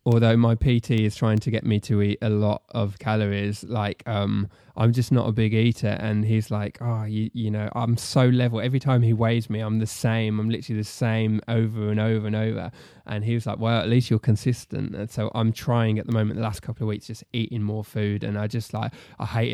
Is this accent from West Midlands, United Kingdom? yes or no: yes; Solihull, West Midlands, United Kingdom; moved away as an adult; also born or lived in Telford; I was born and raised in Solihull